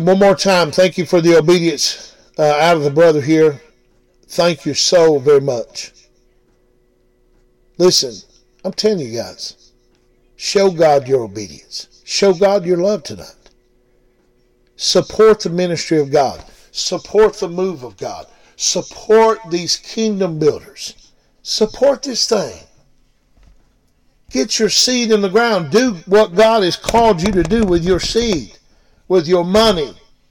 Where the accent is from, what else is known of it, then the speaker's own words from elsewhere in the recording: Blue Ridge, Georgia, United States; We're from Blue Ridge, Georgia